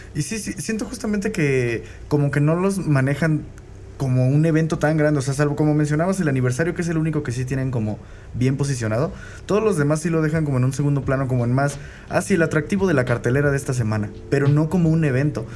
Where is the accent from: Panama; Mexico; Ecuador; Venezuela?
Mexico; a nosotros como mexicanos